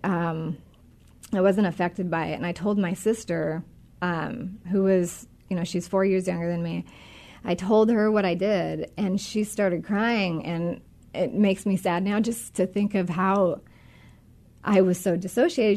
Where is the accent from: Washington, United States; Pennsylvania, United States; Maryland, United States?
Washington, United States; Monroe; I grew up in Washington. I grew up um, actually out north in the Monroe area